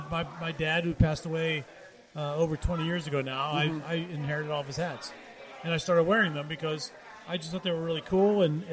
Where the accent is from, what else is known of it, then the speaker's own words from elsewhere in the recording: Monessen, Pennsylvania, United States; moved away; I am a Western PA guy. I grew up in the Mon Valley out in Monessen, PA.